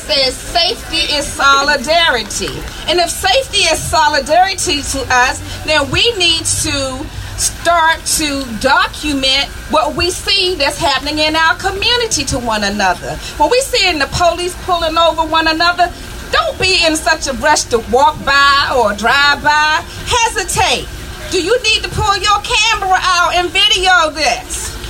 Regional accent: Charlotte, North Carolina, United States; I'm from Charlotte, North Carolina.

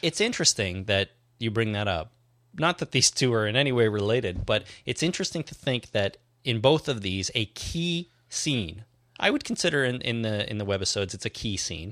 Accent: Canada; being Canadian

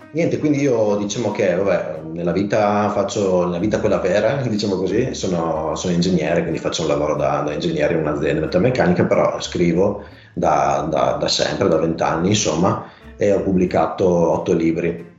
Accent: near Pordenone, Friuli-Venezia Giulia, Italy; moved away as an adult; now in Cividale del Friuli, Italy; sono originario di Vicino Pordenone, vivo a Cividale da tre anni

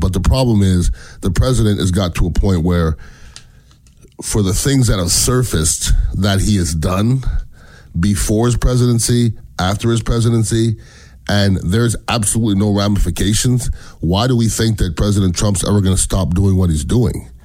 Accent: Canada; now in United States; I'm from Canada. Um, I'm an American citizen

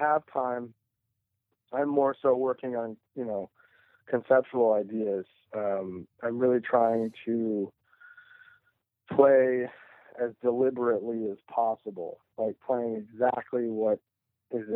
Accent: Sonoma County, Northern California, United States; moved away as an adult; now in Los Angeles, United States; I moved down here from Sonoma County when I was 19

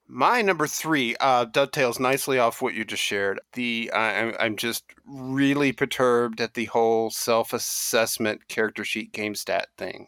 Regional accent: Kentucky, United States; I grew up in Kentucky uh, with a dad who was a Tennessee, you know, backwoodsman

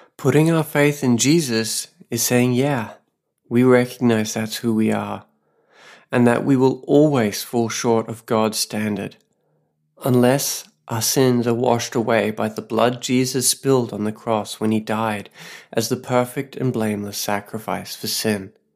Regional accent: Australia; now in Saipan, Northern Mariana Islands

